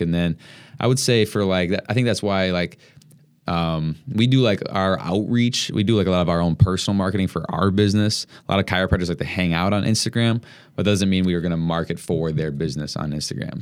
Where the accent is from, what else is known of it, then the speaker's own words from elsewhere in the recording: Madison, Wisconsin, United States; moved away as an adult; now in Milwaukee, United States; I grew up in Madison, but I went to school in Milwaukee, and that's how I got here